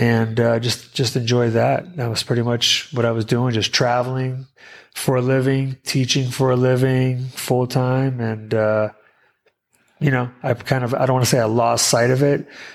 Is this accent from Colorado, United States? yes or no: no; New Hampshire, United States; first language Portuguese; English is a second language; moved away as an adult; now in California, United States; I'm actually originally from the East Coast, New Hampshire